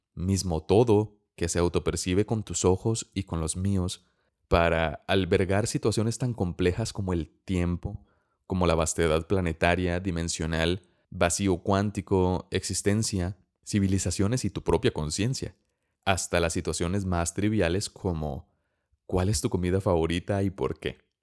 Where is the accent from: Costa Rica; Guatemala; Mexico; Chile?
Costa Rica; soy costarricense